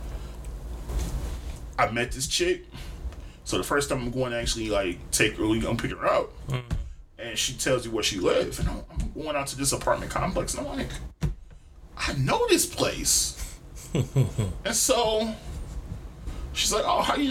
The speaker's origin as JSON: {"language": "English", "town": "Detroit", "region": "Michigan", "country": "United States", "said": "I'm from Detroit"}